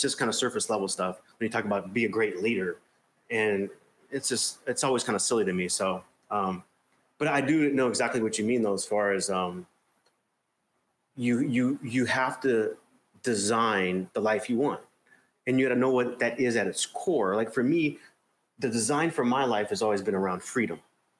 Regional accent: Arizona, United States; now in Cape Town, South Africa

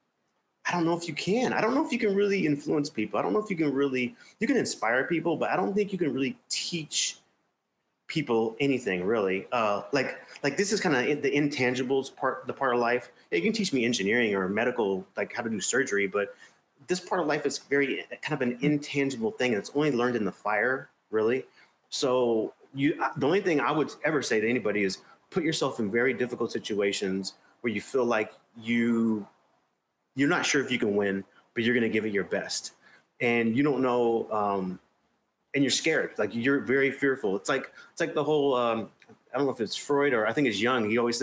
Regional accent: Arizona, United States; now in Cape Town, South Africa

